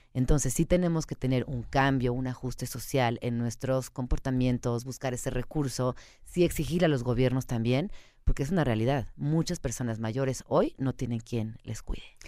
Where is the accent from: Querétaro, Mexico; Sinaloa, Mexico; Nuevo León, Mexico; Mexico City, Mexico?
Mexico City, Mexico; yo soy chilanga, yo crecí en esta ciudad